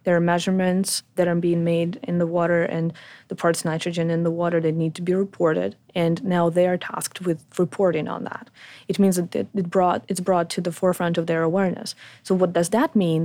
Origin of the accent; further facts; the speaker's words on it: Ukraine; moved away as an adult; also born or lived in Poland / France / Sydney, Australia; I was born in Ukraine